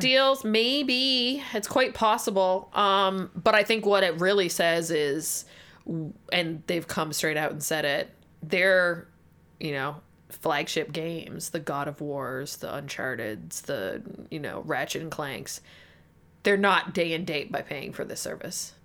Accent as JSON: {"language": "English", "country": "Canada", "said": "we're Canadian"}